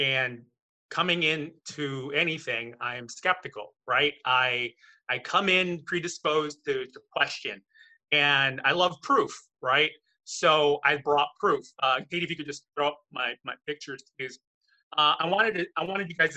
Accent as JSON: {"language": "English", "town": "Chicago", "region": "Illinois", "country": "United States", "moved": "as an adult", "lives_now": "Sherman Oaks, United States", "said": "I'm originally from Chicago. I'm here in Sherman Oaks, California now."}